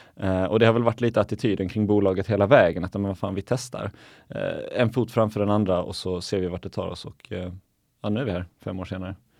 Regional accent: Viken, Skåne, Sweden; moved away; also born or lived in Helsingborg; hemma i, i Viken där jag, där jag är uppvuxen i Skåne

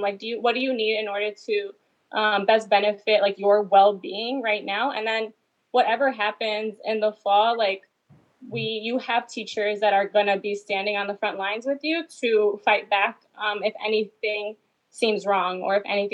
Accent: Chicago, Illinois, United States; I grew up in the Pilsen neighborhood

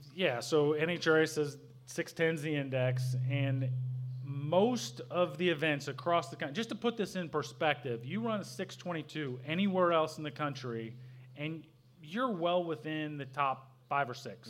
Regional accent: Southern Illinois, United States; I grew up in Southern Illinois

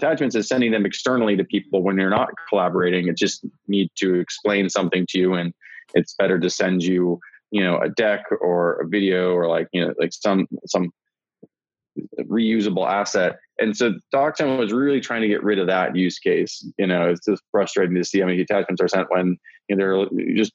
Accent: South Dakota, United States; moved away as an adult; also born or lived in California; I'm from South Dakota originally, and came out to California for college

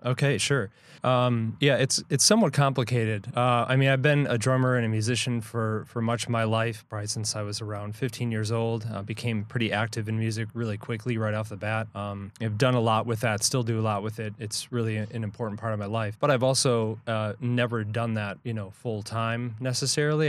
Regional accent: Milwaukee, Wisconsin, United States; We're from Milwaukee

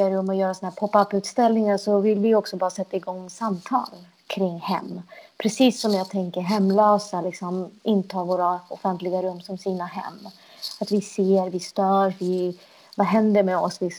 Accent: Sweden; Som när jag åker runt i världen och säger att jag är från Sverige så är det inte så att jag alltid blir trodd.

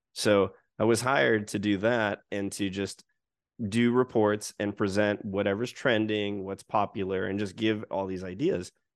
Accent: United States; now in Japan; as an American

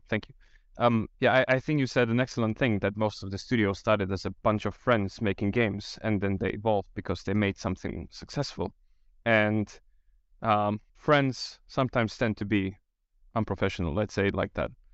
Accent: Slovakia; I'm from Slovakia

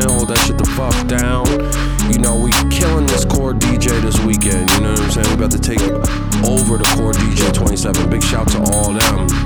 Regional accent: California, United States; I'm straight from Cali and shit.

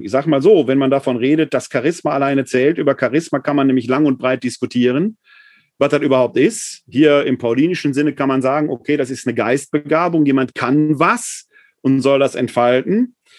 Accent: Ruhr area, North Rhine-Westphalia, Germany; ich komme mal halt aus dem Ruhrgebiet

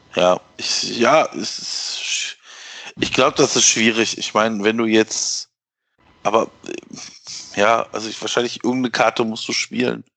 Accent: Ruhr area, North Rhine-Westphalia, Germany; ich komme ja aus dem Ruhrgebiet

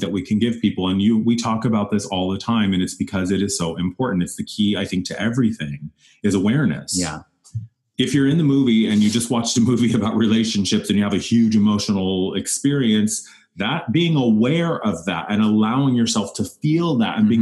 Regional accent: Wyoming, United States; moved away; when I grew up in Wyoming

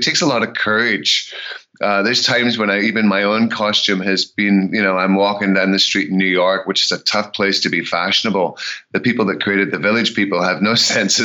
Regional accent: Scotland, United Kingdom; also born or lived in Memphis, Tennessee; now in United States; I'm Scottish

